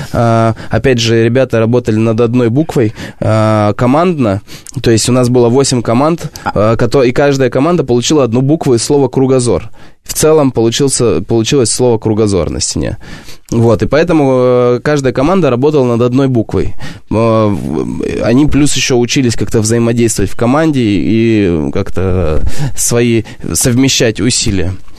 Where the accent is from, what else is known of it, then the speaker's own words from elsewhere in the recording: Barnaul, Altai Krai, Russia; Я из Сибири